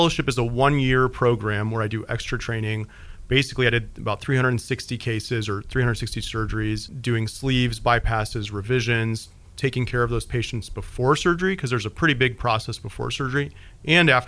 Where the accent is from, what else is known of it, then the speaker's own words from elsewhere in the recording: Peoria, Illinois, United States; moved away as an adult; now in Hendersonville, United States; I'm from Peoria, Illinois, which is, you know, a town about the size of Hendersonville in central Illinois